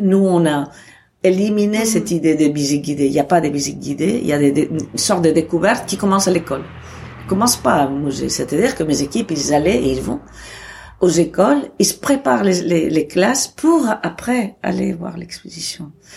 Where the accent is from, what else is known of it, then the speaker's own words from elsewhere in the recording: Barcelona, Catalonia, Spain; moved away as an adult; now in Arles, France; je suis née à Barcelone